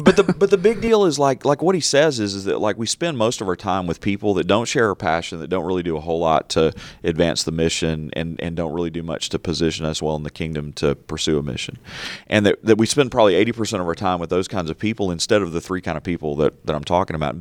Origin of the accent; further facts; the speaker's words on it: United States; we're conditioned, particularly as American Christians